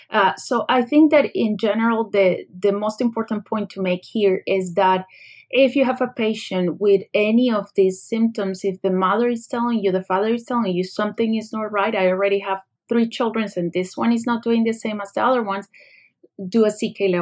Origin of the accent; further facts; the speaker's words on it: Colombia; moved away as an adult; now in United States; I came from another country. Actually, I came from Colombia, where I did my medical school.